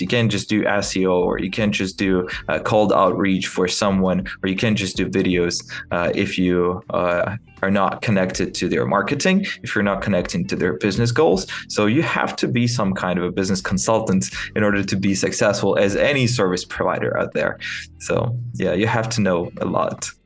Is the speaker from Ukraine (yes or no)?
yes; Kyiv, Ukraine; English is a second language; I'm from Kiev, Ukraine